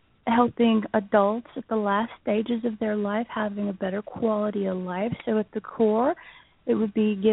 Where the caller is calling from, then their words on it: Florida, United States; …, and that would be Central Florida.